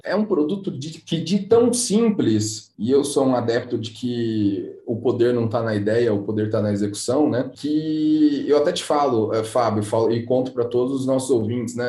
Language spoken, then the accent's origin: Portuguese; Brazil; como brasileiros que somos